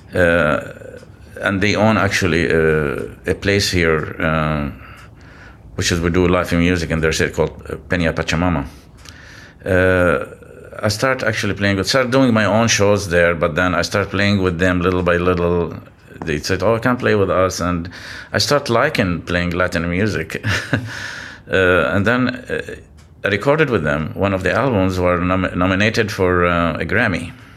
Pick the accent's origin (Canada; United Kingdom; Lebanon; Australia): Lebanon; also born or lived in Gulf region; now in San Francisco Bay Area, United States; growing up in Lebanon